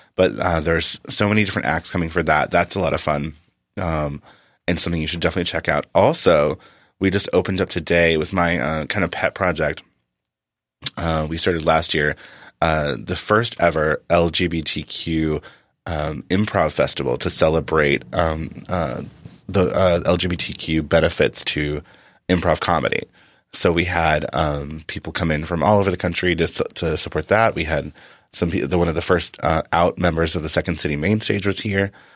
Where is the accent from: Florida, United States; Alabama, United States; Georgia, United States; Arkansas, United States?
Arkansas, United States; moved away as an adult; also born or lived in Massachusetts; I was from Arkansas